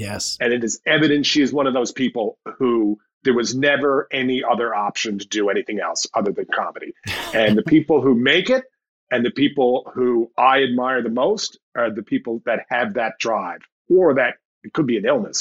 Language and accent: English; St. John's, Newfoundland and Labrador, Canada; my hometown, St. John's